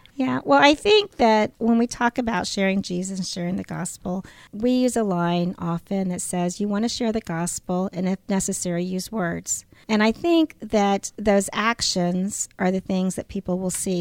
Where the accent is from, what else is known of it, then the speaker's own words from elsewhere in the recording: San Antonio, Texas, United States; I was brought up in San Antonio, Texas